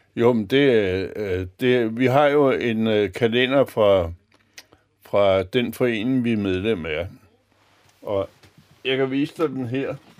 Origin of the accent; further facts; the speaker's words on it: Copenhagen, Capital Region of Denmark, Denmark; moved away as an adult; now in Humlebæk, Denmark; nu kommer jeg som sagt fra Østerbro